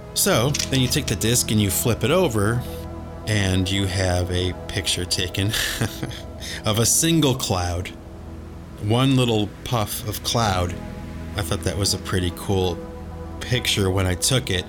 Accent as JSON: {"language": "English", "town": "Cleveland", "region": "Ohio", "country": "United States", "tie": "born or raised there", "said": "We grew up in Cleveland, Ohio"}